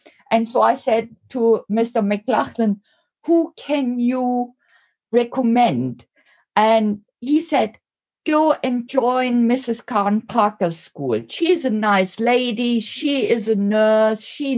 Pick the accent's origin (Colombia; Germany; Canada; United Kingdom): Germany; moved away; So I came over from Germany 26 years ago.